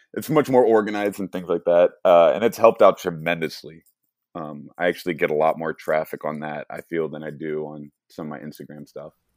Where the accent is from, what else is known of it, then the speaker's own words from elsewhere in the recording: St. Louis, Missouri, United States; I'm born and raised in Saint Louis, Missouri